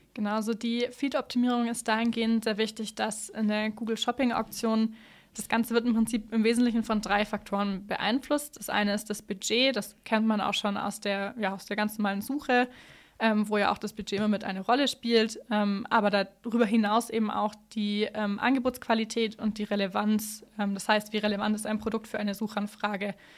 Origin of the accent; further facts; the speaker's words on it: Allgäu, Bavaria, Germany; Ich bin im Allgäu aufgewachsen